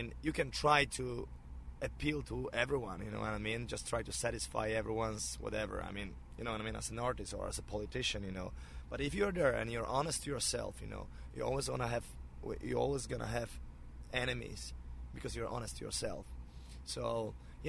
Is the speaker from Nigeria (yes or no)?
no; Poland; now in United States; my home country